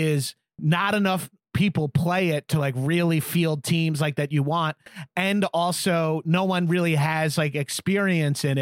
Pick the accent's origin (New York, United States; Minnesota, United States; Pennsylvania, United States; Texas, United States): New York, United States; Long Island; moved away; I grew up skating on Long Island